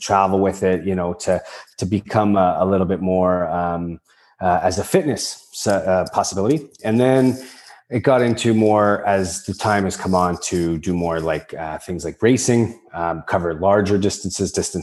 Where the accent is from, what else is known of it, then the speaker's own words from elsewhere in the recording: around Lake Erie, Ontario, Canada; I grew up around Lake Erie. I was on it since I was a kid.